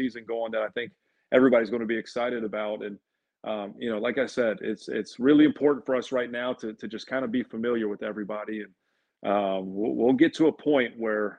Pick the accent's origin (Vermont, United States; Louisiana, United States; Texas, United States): Texas, United States; Dallas; also born or lived in Lexington, Kentucky; now in Chapel Hill, United States; I grew up in Dallas